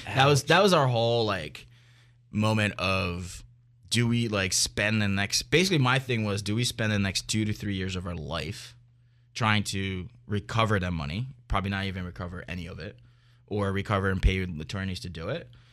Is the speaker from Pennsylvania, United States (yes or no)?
yes; Philadelphia, Pennsylvania, United States; also born or lived in New York; I've been in the, in this industry for a very long time in Philly, so, and I love it. It's my hometown.